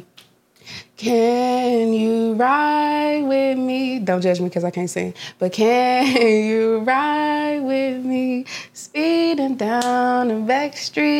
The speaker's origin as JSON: {"language": "English", "town": "Memphis", "region": "Tennessee", "country": "United States", "also_born_or_lived": "Mississippi", "moved": "yes", "lives_now": "Nashville, United States", "said": "I'm from Memphis, Tennessee"}